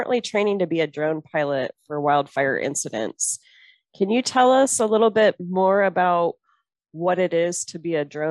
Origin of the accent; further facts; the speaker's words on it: El Dorado area, California, United States; now in Montana, United States; my hometown, my backyard